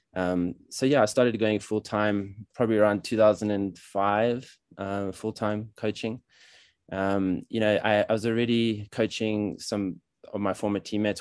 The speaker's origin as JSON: {"language": "English", "country": "South Africa", "tie": "born or raised there", "also_born_or_lived": "Paris, France", "moved": "as an adult", "lives_now": "Colorado, United States", "said": "I was born in South Africa, but my parents are European, French, and German. So I grew up in South Africa"}